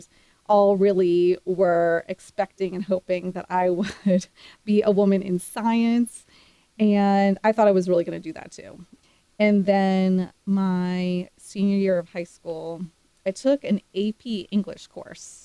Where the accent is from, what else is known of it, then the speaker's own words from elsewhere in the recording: Silver Spring, Maryland, United States; moved away as an adult; also born or lived in Pittsburgh, Pennsylvania / Austin, Texas; Grew up around Washington, D.C. in Silver Spring, Maryland